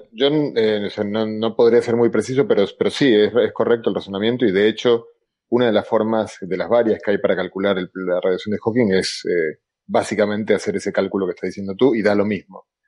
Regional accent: Argentina; accent: Argentine; yo soy argentino con mi acento de lata

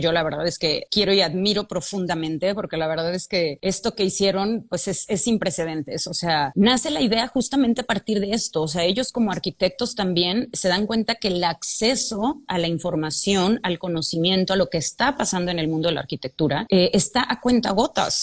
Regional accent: Guadalajara, Jalisco, Mexico; yo soy de Guadalajara

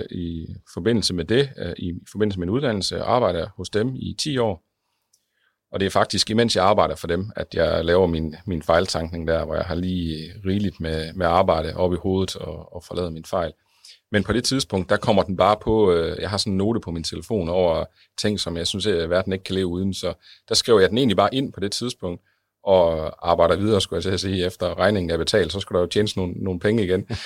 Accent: West Jutland, Denmark; altså i tre byer omkring uh, det vestjyske, hvor jeg kommer fra

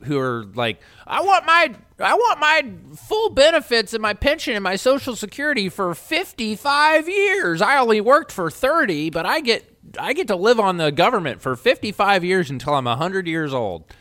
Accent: Baltimore, Maryland, United States; growing up in West Baltimore

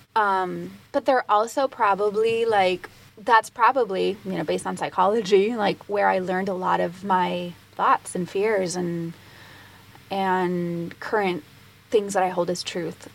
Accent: Puerto Rico; growing up in Puerto Rico, it is a Latin culture

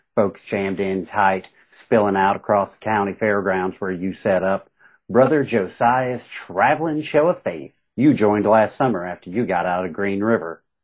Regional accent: Southern West Virginia, Eastern Kentucky, United States; I grew up in Eastern Kentucky, Southern West Virginia

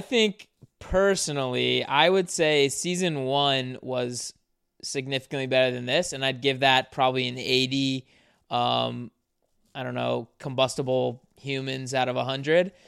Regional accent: South Carolina, United States; me and Ricky are both from the South. We're from South Carolina

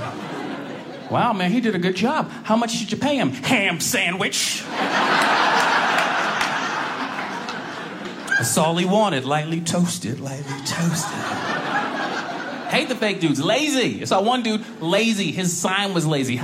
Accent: Boston, Massachusetts, United States; now in Chicago, United States; I was born in Boston, so to me, you know, I'm used to bigger towns. Now I live outside Chicago

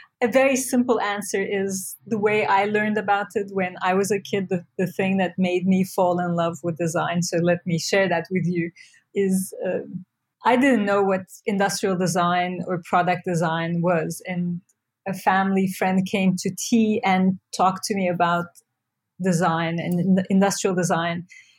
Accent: Turkey; now in New York, United States; So I feel like growing up in Turkey gave me this sense of, on one hand, being very secular, like Turkey is a secular country, but it has become more and more religious.

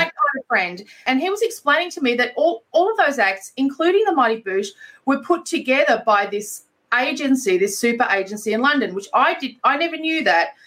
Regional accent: Queensland, Australia; I grew up in Queensland

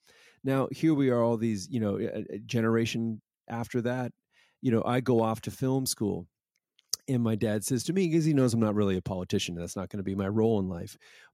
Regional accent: Toronto, Ontario, Canada; oh, that's where I'm from. I'm from Toronto.

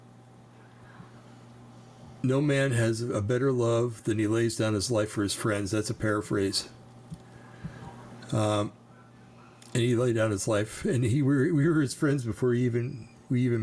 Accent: New Jersey, United States; I'm from New Jersey

